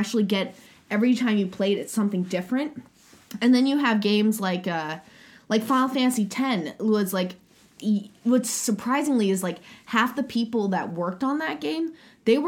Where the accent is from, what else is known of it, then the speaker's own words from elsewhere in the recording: United States; moved away as an adult; now in Japan; I'm in Japan. I'm American